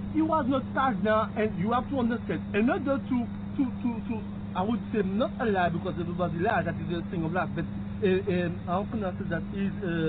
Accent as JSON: {"language": "English", "country": "Martinique", "tie": "born or raised there", "said": "I was born in the island Martinique, French island."}